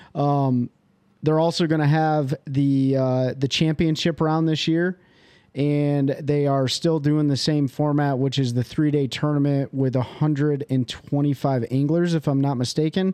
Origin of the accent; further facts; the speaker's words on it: Kalamazoo, Michigan, United States; moved away; I am from Kalamazoo, Michigan originally